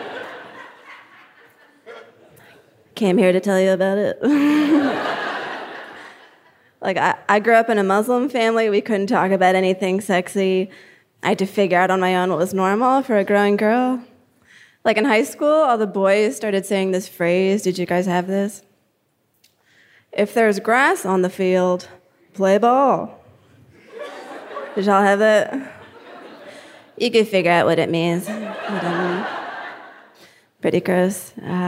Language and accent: English; New Jersey, United States; I'm from Jersey